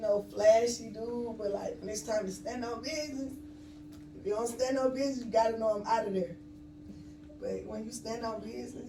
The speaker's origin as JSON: {"language": "English", "town": "Atlanta", "region": "Georgia", "country": "United States", "said": "I'm originally from Atlanta. Really, like, all parts of Atlanta"}